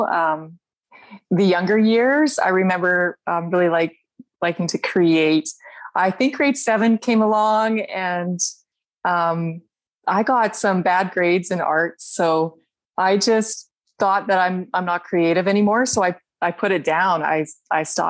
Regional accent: Okotoks, Alberta, Canada; I'm from Okotoks, Alberta

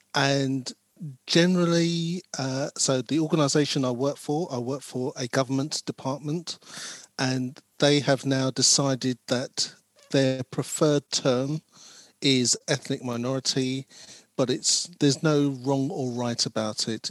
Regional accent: London, United Kingdom; I was born in West London, but uh, I see myself as a South Londoner South Londoner, and um, and I've grew most of my life. My first 18, 20 years was in South London.

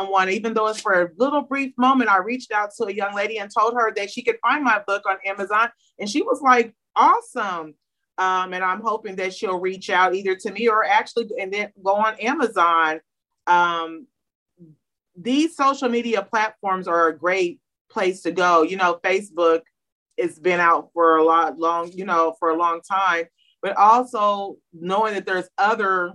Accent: Springfield, Illinois, United States; I'm from Springfield, Illinois

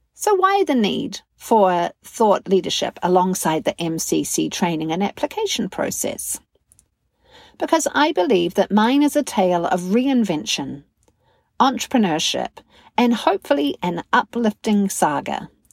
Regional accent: New Zealand; now in Wisconsin, United States; I'm a communications coach, a narrative coach, and a mental fitness coach from New Zealand based in the fine state of Wisconsin

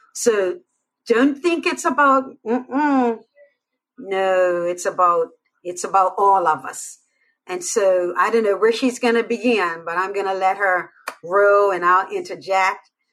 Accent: Bermuda; I'm from Bermuda.

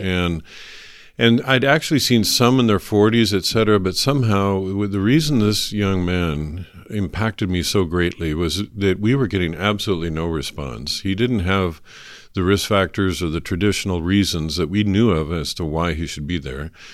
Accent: North Idaho, United States; I was born and raised in North Idaho

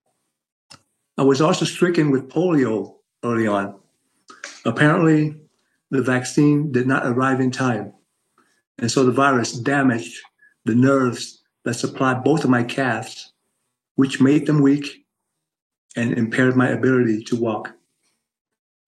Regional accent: Ho Chi Minh City, Vietnam; moved away; I was born in Saigon, now known as Ho Chi Minh City, Vietnam

